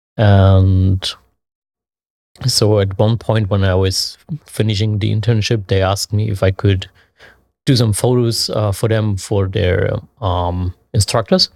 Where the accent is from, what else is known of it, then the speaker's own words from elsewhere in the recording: Leipzig, Saxony, Germany; I'm from Leipzig, Germany, born and raised there.